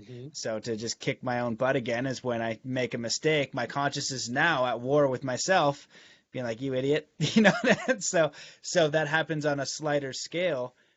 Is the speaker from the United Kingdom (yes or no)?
no; Canada; growing up in Canada